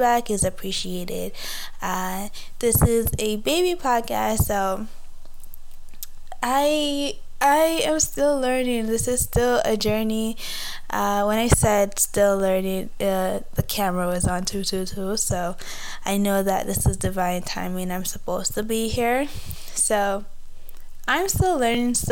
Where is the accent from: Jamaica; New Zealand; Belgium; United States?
Jamaica; moved away as an adult; now in Canada; I am a Jamaican born and raised, but I've been here in Canada for like 3 years